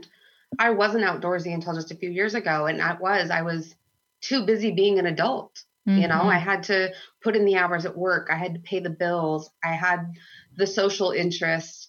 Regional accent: United States; I grew up in the Columbia River Gorge

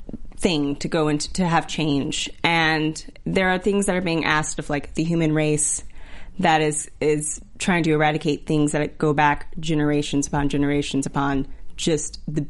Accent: Texas, United States; also born or lived in Georgia, United States; I'm from Texas and Georgia. I'm not surprised at all.

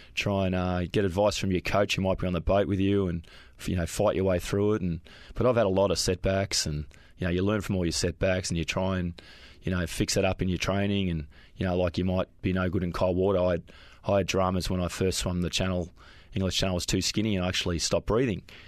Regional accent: Springvale, Victoria, Australia; we grew up in uh, Springvale

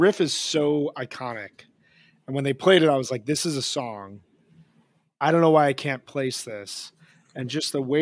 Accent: Midwest, United States; growing up in the Midwest

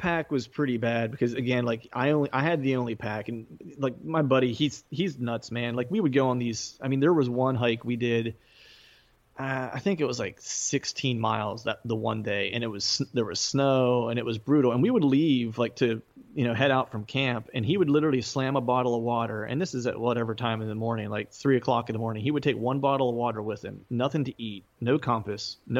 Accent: Pennsylvania, United States; now in Philadelphia, United States; Yeah, South Central Pennsylvania. I live in Eastern PA now, just in the suburbs of Philadelphia.

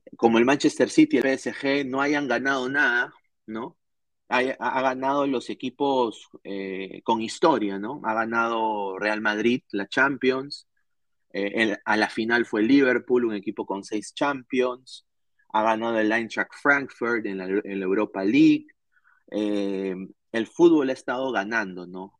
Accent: Peru; now in Orlando, United States; Como peruano

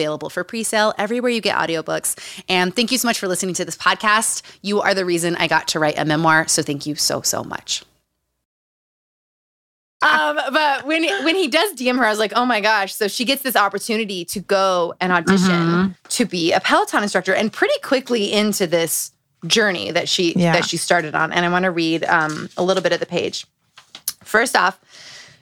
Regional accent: Utah, United States; Growing up in Utah

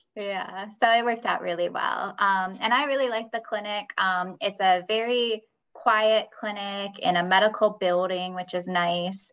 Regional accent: Michigan, United States; moved away; I'm from Michigan originally

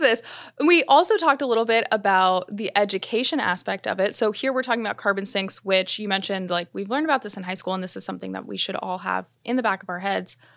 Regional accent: South Florida, United States; Growing up in South Florida, we were taught in school about mangroves

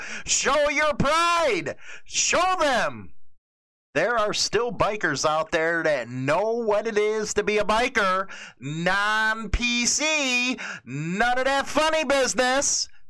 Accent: New York City, New York, United States; I'm from New York City.

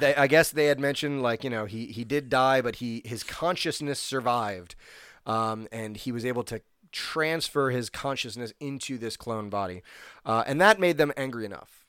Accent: New Jersey, United States; also born or lived in Illinois; I'm from New Jersey

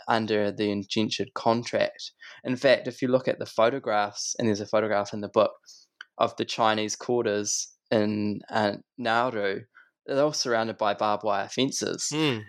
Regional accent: Christchurch, Canterbury, New Zealand; when I was a kid, I grew up in Christchurch

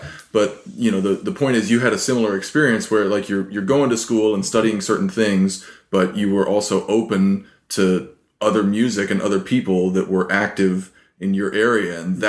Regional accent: Santa Fe, New Mexico, United States; I grew up in Santa Fe.

